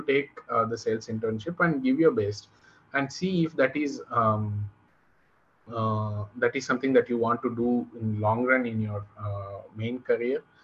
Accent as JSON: {"language": "English", "region": "Tamil Nadu", "country": "India", "tie": "born or raised there", "said": "I come from Tamil Nadu, so here we learn from our childhood that Yadum Ure Yavarum Kelir"}